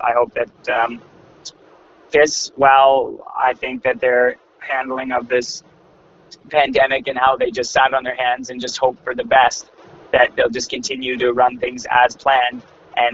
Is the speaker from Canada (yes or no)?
yes; Canada; I'm a Canadian